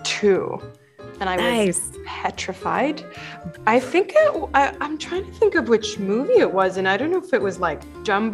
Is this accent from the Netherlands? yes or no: no; Bahrain; moved away; I was born and raised in Bahrain, and I'm half Egyptian, half Palestinian